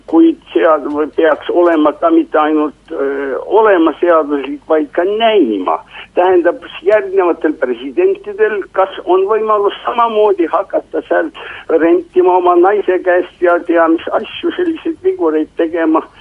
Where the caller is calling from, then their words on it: Tallinn, Harju County, Estonia; Tallinnast ja küsin.